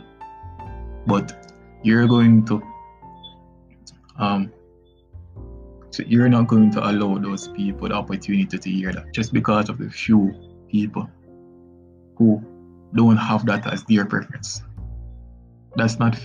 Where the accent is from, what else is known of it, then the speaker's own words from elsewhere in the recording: Jamaica; as a Jamaican boy